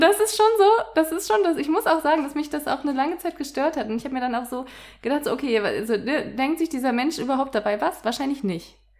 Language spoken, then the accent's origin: German; Cologne, North Rhine-Westphalia, Germany; Ich bin ja selbst aus Köln auch